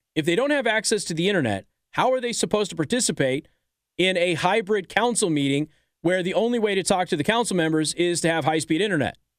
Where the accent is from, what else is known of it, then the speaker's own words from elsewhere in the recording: Las Vegas, Nevada, United States; now in Michiana, United States; I was raised in Vegas